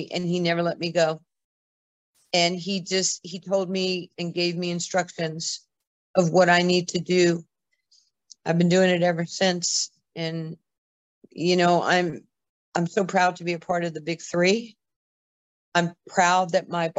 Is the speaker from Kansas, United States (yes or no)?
no; New York, United States; a young little white Jewish girl growing up in New York